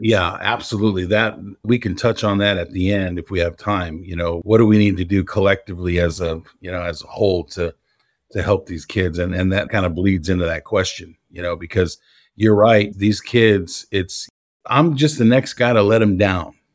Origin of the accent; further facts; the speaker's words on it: Los Angeles, California, United States; moved away as an adult; now in Houston, United States; I'm born and raised in Los Angeles, and I moved to Houston in two thousand nine